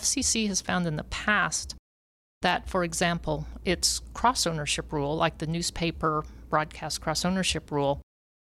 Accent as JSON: {"language": "English", "town": "Jefferson City", "region": "Missouri", "country": "United States", "tie": "born or raised there", "said": "my hometown, Jefferson City, Missouri"}